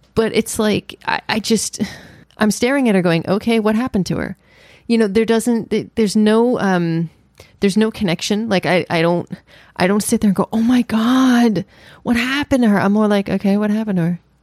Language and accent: English; New York, United States; being born and raised in New York